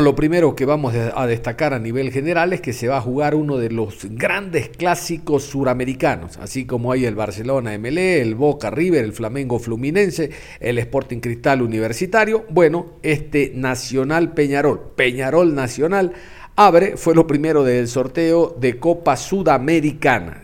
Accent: Ecuador; como ecuatoriano

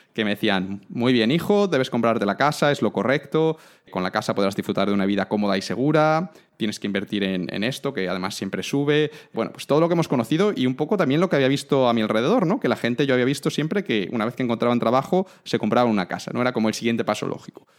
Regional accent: Cáceres, Extremadura, Spain; soy de Cáceres

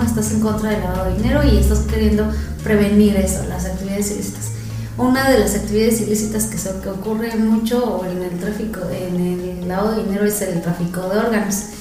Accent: Mexico City, Mexico; yo soy de la Ciudad de México

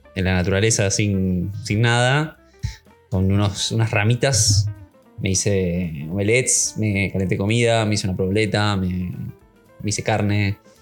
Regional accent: Argentina

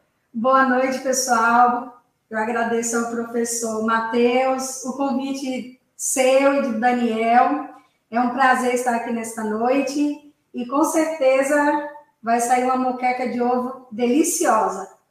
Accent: Bahia, Brazil; baiana como eu sou, nordestina

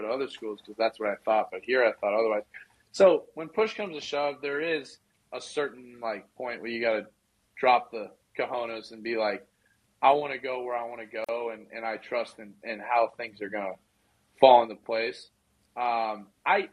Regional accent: Southern California, United States; I'm from Southern Cal and then went to school in NorCal

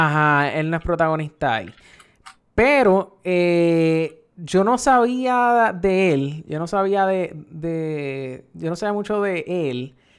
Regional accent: Puerto Rico; nosotros aquí en, en Puerto Rico

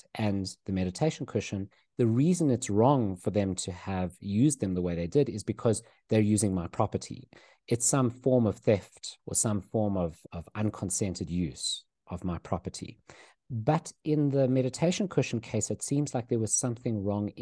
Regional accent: South Africa; growing up in South Africa

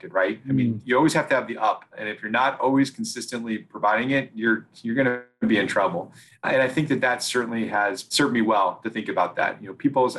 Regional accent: Oregon, United States; I grew up in Oregon, and we went back to Oregon

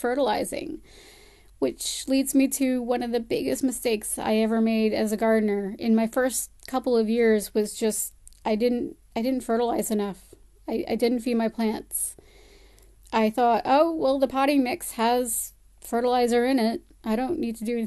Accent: Connecticut, United States; accent: American; moved away as an adult; now in Palmerston North, New Zealand; I spent the first 29 years of my life in the state of Connecticut in the United States, hence the American accent.

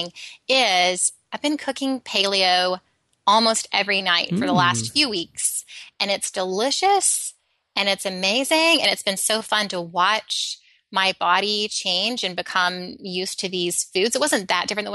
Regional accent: Alabama, United States; I grew up in Alabama

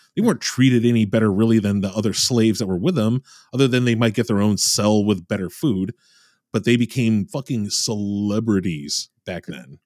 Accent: Michigan, United States; I'm from Michigan

